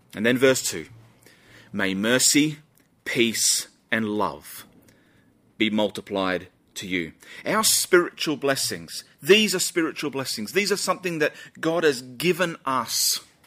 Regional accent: Australia; Us Aussies are pretty proud people

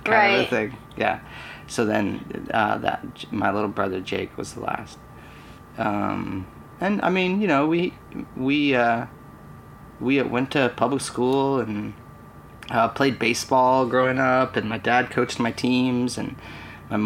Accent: Lake Mary, Florida, United States; I grew up in Lake Mary. We moved here when I was super young. So in 83, we moved here

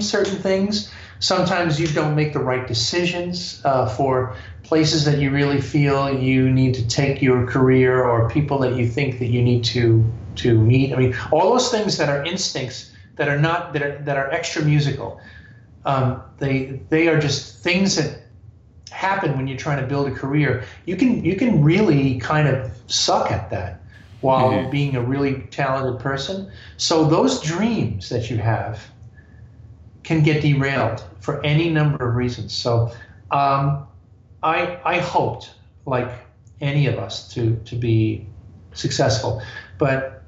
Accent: New York, United States; I'm a New Yorker

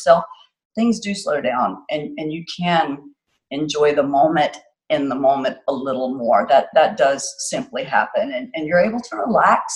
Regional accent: Florida, United States; moved away; I'm from Florida originally

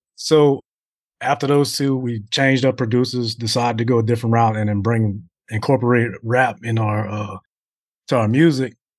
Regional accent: Covington, Louisiana, United States; home, home, home in Covington's basically like twenty minutes from New Orleans.

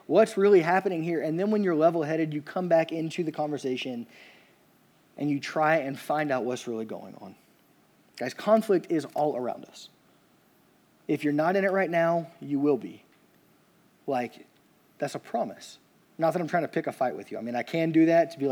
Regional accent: Louisiana, United States; I'm from Louisiana

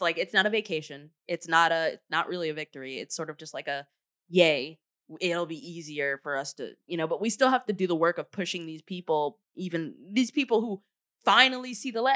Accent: United States; as an American who's lived in this country my whole entire life

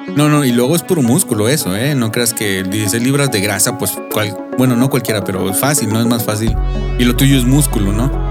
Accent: Mexico; yo como soy mexicano, eh, es muy importante eh, en mi cultura

